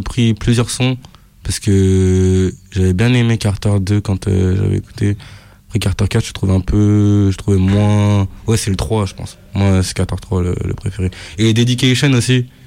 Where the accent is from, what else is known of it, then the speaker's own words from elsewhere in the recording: France; je suis français